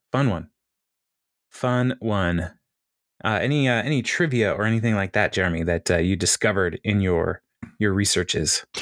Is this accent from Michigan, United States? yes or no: yes; Michigan, United States; I am from Michigan